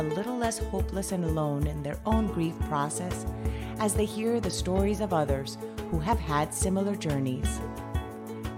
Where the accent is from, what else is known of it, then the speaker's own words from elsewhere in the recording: Colombia; now in United States; both my husband and I are both Colombian